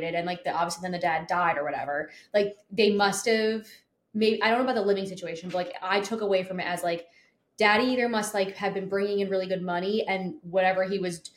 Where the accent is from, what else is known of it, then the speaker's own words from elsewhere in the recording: New Jersey, United States; also born or lived in Murrells Inlet, South Carolina; we're from, like, Merle's Inlet, but, like, we're from New Jersey.